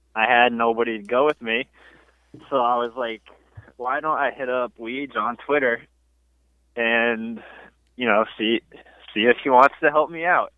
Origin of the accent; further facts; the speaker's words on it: Woodstock, Connecticut, United States; I'm from Connecticut, uh, Woodstock, Connecticut to be exact